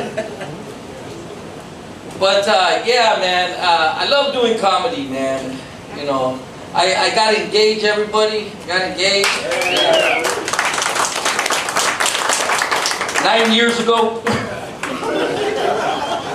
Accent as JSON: {"language": "English", "town": "Los Angeles", "region": "California", "country": "United States", "tie": "born or raised there", "said": "I grew up in Lincoln Heights, where there was nothing but Mexicans"}